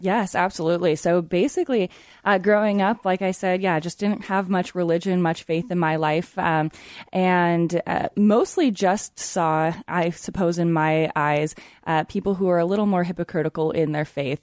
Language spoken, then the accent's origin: English; eastern Washington, United States; moved away as an adult; also born or lived in Portland / Seattle area; now in Iowa, United States; grew up in eastern Washington